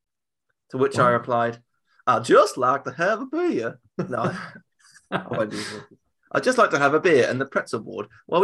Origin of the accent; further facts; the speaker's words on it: United Kingdom; I'm British.